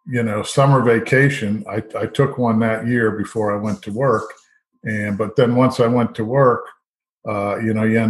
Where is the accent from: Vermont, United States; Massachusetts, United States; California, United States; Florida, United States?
Florida, United States; Fort Lauderdale; moved away as an adult; I grew up in Fort Lauderdale